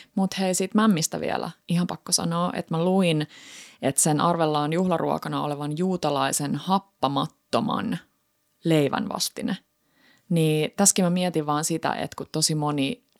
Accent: Häme, Finland; Hämeestä, eli mistä mä oon kotoisin

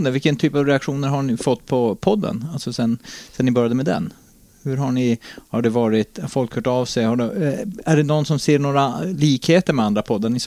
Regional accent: Norrbotten County, Sweden; jag har ju en del favoritsändningar som jag hörde när jag var barn från Norrbottensradion.

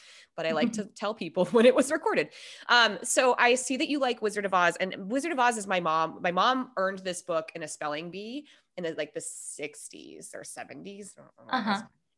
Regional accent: Minnesota, United States; moved away; I'm originally from Minnesota and there was a lot of tornadoes when I was a kid

